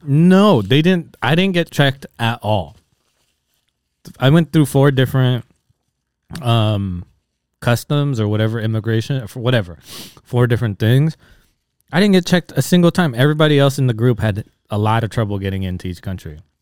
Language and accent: English; Bay Area, California, United States; now in Los Angeles, United States; growing up in the Bay Area